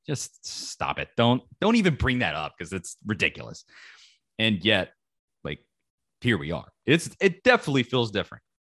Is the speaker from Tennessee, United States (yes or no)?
yes; Knoxville, Tennessee, United States; I grew up in Knoxville, Tennessee, my entire life